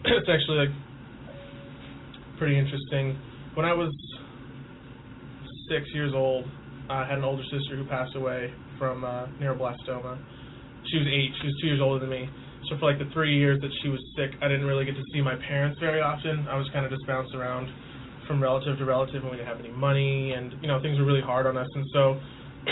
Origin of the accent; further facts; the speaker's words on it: Clovis, California, United States; moved away as an adult; also born or lived in New York City, United States; now in Washington, D.C., United States; I come from Clovis, California, which is kind of like suburban. I mean, I live in the rural area just outside Clovis